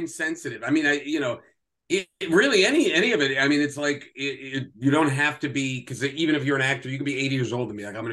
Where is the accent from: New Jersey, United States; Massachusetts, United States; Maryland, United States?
New Jersey, United States; moved away as an adult; also born or lived in Red Bank, New Jersey / New York City; now in Los Angeles, United States; I grew up in Jersey, and I was born and raised in Jersey. I was born in Red Bank and then grew up in like Hunterdon County